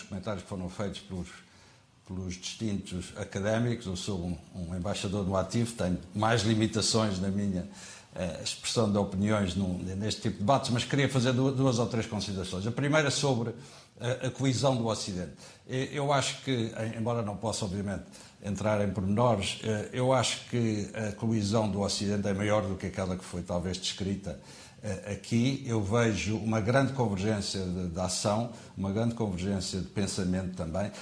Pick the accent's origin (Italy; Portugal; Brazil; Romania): Portugal; nós portugueses